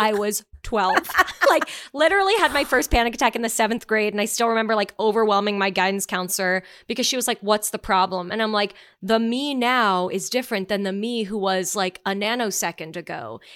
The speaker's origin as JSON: {"language": "English", "country": "Canada", "said": "being Canadian"}